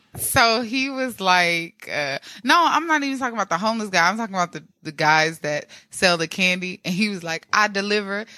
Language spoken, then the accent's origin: English; Midwest, United States; moved away; I come from Midwest